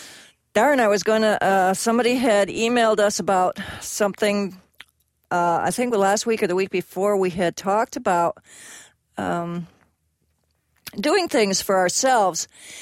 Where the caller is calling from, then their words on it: California, United States; I'm calling in from California.